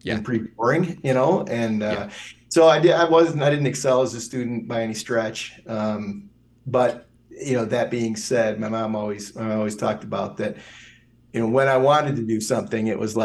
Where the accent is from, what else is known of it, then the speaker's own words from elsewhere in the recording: a half hour north of Ann Arbor, bedroom community of Detroit, Michigan, United States; I live in Ann Arbor now, and I grew up about a half hour north of here. You know, and when I grew up, it was definitely a bedroom community of Detroit